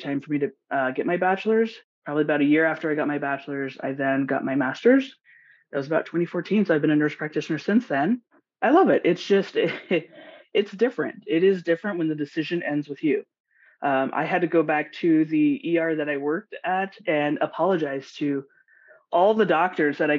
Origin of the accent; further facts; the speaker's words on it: Los Angeles, California, United States; moved away as an adult; also born or lived in Washington State; now in Washington, United States; I'm originally from Los Angeles or California, Southern California, and I moved to Washington State about 4 years ago